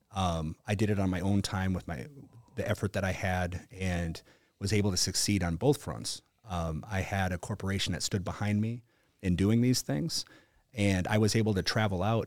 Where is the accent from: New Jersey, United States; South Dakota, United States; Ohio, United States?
South Dakota, United States; I was from South Dakota